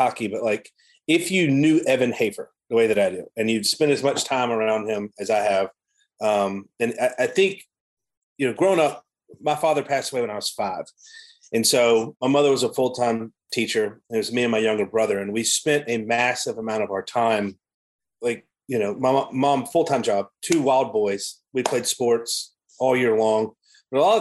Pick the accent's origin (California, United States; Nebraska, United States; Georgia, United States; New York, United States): Georgia, United States; Savannah; moved away as an adult; also born or lived in Washington; now in Ormond Beach, United States; I'm from Savannah, Georgia. I grew up, born and raised in Savannah, Georgia.